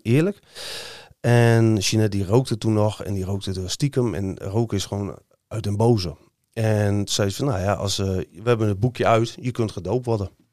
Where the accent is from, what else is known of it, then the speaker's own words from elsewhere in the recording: Hoogkerk, Groningen, Netherlands; also born or lived in Eenrum; ik ben in Hoogkerk opgegroeid